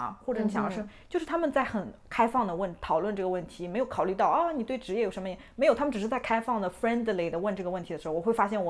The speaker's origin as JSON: {"language": "Chinese", "country": "China", "moved": "yes", "said": "同样身为中国人的女性"}